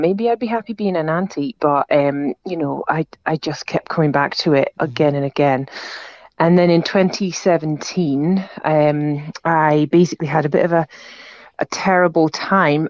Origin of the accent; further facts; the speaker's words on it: Aberdeen, Scotland, United Kingdom; now in Edinburgh, United Kingdom; I'm from Aberdeen, came home from Aberdeen